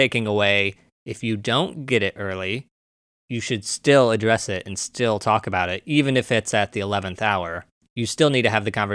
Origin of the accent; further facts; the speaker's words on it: Missouri, United States; I'm from Missouri. I'm from a white suburb.